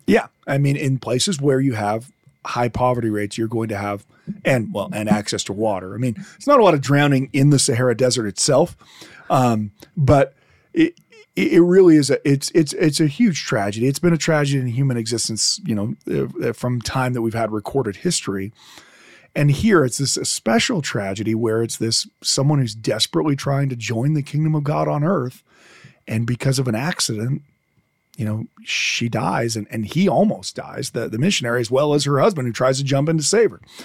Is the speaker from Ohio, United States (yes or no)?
no; Detroit, Michigan, United States; I I'm from Detroit